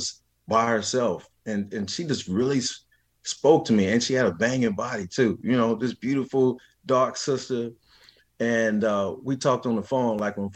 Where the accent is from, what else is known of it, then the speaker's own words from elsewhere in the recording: Kansas City, Missouri, United States; also born or lived in Clarksdale, Mississippi / Lexington, Mississippi; I'm actually from Kansas City, Missouri, but we went home to Clarksdale and Lexington, you know, every summer.